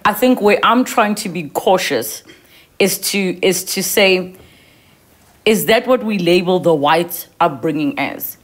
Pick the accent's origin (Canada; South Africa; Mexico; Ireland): South Africa; you and I, as young South African women